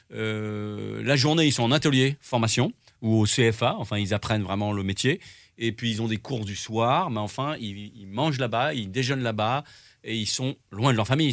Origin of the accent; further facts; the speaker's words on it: Drôme, Auvergne-Rhône-Alpes, France; also born or lived in Lyon; je suis lyonnais et grandi dans la Drôme, donc moi je viens de l'Est